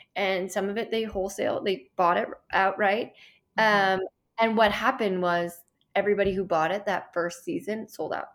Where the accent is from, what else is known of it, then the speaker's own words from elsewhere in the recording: Chicago, Illinois, United States; I grew up in Chicago, um, which is very cold in the winters